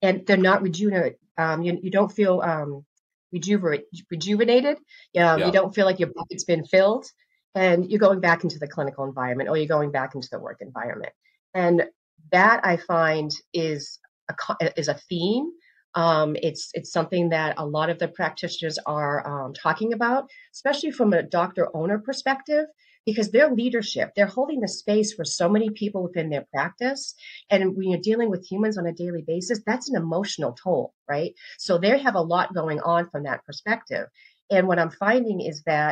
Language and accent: English; Northeast, United States; also born or lived in the South; now in US South; I'm originally from the Northeast. And now I'm in the South